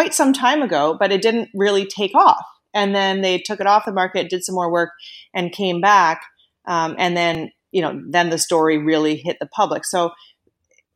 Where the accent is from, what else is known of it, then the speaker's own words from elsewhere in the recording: Canada; moved away as an adult; also born or lived in United States; I am Canadian, yes. But I did spend about maybe 13 years in the States, and I moved back to Canada just about 5 years ago